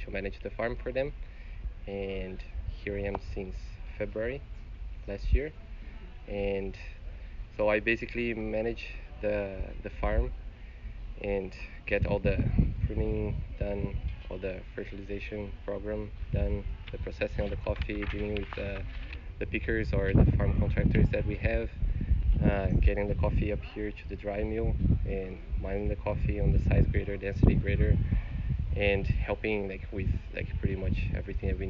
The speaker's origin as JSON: {"language": "English", "country": "Brazil", "also_born_or_lived": "Columbus, Ohio, United States", "moved": "as an adult", "lives_now": "Hawaii, United States", "said": "I'm originally from Brazil. So I studied agriculture engineering in Brazil, focused in coffee production."}